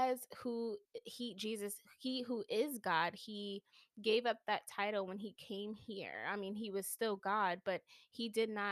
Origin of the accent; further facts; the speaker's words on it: New York City, New York, United States; I'm from New York City